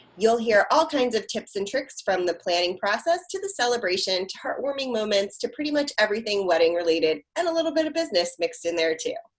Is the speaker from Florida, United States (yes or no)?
no; Harford County, Maryland, United States; I grew up in like Harford County, Maryland